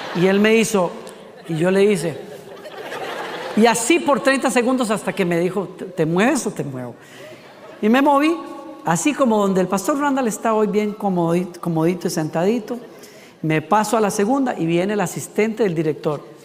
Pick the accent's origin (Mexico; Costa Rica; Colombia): Costa Rica; yo soy de Costa Rica